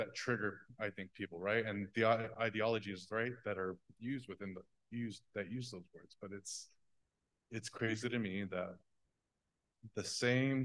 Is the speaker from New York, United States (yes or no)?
no; Oklahoma, United States; we in Oklahoma have a connection to them in this religion